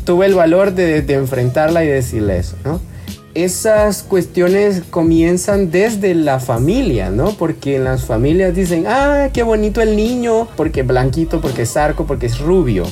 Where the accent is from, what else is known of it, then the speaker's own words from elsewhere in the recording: El Salvador; mi identidad afro, salvadoreña